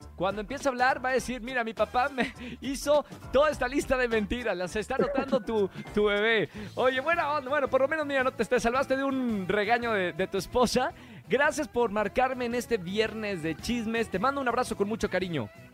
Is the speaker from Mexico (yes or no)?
yes; Monterrey, Nuevo León, Mexico; now in Mexico City, Mexico; Soy de Monterrey, eso ya lo saben, soy de Monterrey